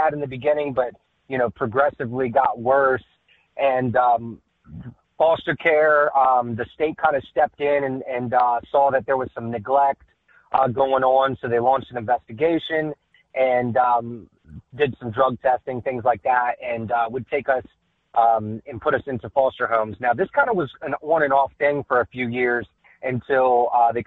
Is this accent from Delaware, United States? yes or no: yes; Magnolia, Delaware, United States; we grew up in a single wide trailer in a town, actually not in Dover. It's about 10 minutes outside of Dover, called Magnolia